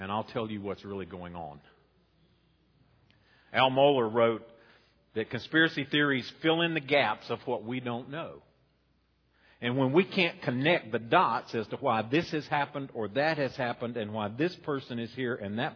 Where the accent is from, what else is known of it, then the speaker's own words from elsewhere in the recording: Boone, North Carolina, United States; now in Roxboro, United States; When I grew up in Boone